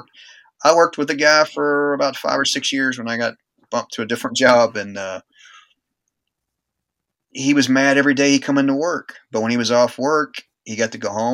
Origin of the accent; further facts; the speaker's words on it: United States; being an American